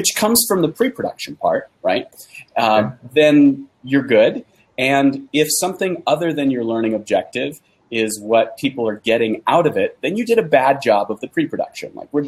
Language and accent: English; San Francisco Bay Area, California, United States; now in Utah, United States; I'm from the San Francisco Bay Area